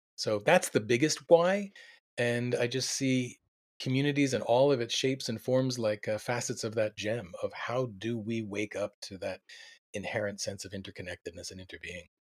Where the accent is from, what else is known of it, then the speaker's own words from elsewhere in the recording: Delaware, United States; also born or lived in Ithaca, New York; I was born in Ithaca, upstate New York, which was very, uh, progressive, uh, from six to eighteen, I lived in the suburbs in, in Delaware